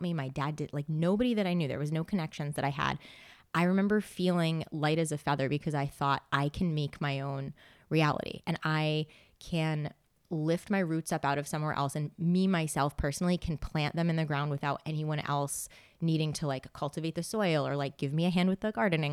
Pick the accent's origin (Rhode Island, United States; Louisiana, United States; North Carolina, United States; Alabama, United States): Rhode Island, United States; West Greenwich; moved away as an adult; also born or lived in San Diego / Seattle / South Korea / Phnom Penh; now in Boston, United States; I grew up in Rhode Island, very small town